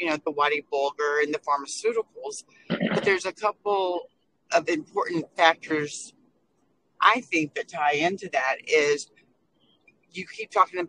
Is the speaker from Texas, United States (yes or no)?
yes; Texas, United States; also born or lived in Lowell, Massachusetts / Nashua, New Hampshire; because I'm a Texan. I grew up, raised all that here in Texas